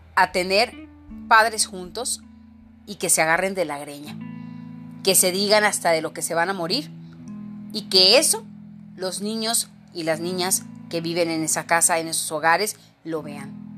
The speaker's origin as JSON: {"language": "Spanish", "country": "Mexico", "said": "ser mujer en mi país"}